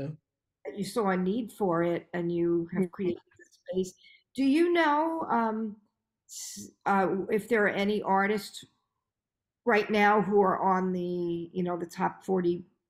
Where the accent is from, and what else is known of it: New York, United States